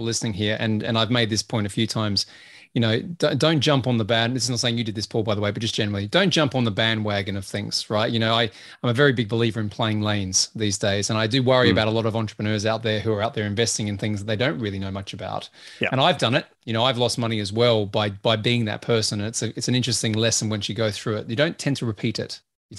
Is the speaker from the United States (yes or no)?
no; Australia; I'm Australian, remember, so that sort of stuff normally just bounces off.